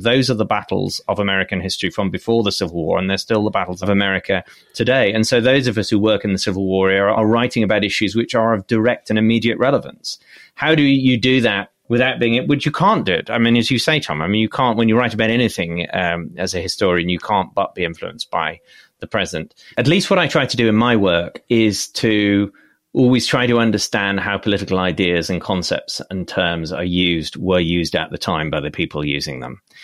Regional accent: United Kingdom; also born or lived in Oxford; as a British person

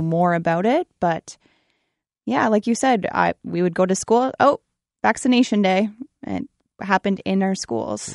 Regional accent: Brussels, Ontario, Canada; born or raised there

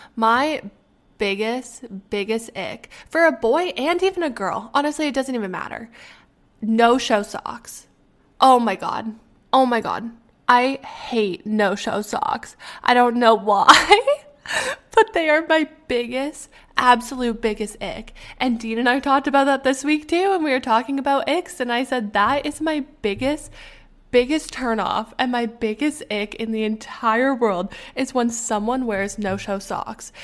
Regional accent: Canada; moved away; I'm Canadian

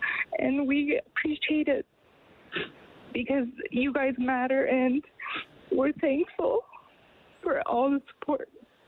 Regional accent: Canada; you know, we're all Canadian at the end of the day, right?

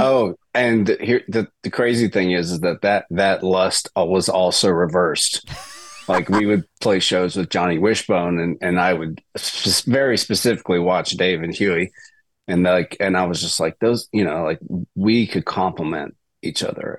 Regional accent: Mississippi, United States; moved away as an adult; also born or lived in Boston, Massachusetts; now in Nashville, United States; I was a Celtics fan growing up in Mississippi

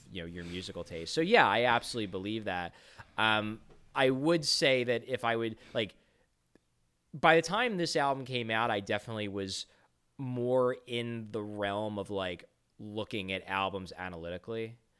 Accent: United States; we are American, we grew up here

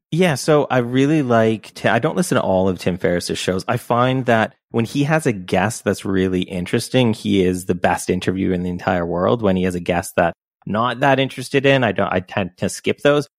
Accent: Canada; I'm Canadian

